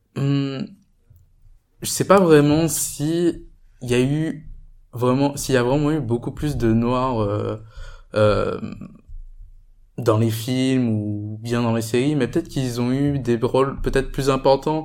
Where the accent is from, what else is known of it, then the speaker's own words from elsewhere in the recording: Guadeloupe; now in Paris, France; je viens de Guadeloupe